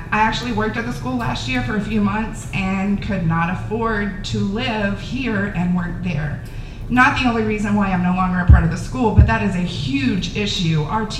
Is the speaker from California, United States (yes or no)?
no; Houston, Texas, United States; now in Round Top, United States; I'm from Houston.